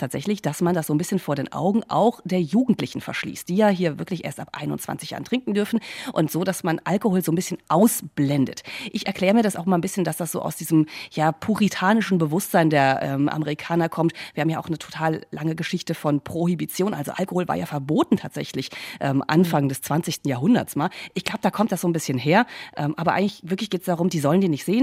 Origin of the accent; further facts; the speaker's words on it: Germany; now in United States; Deutschland vergleiche, ähm, auch wo ich aufgewachsen bin